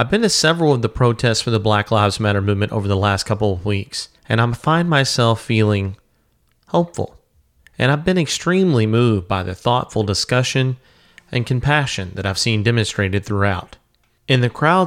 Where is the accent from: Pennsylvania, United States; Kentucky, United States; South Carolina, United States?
Kentucky, United States; Louisville; here in my hometown of Louisville, Kentucky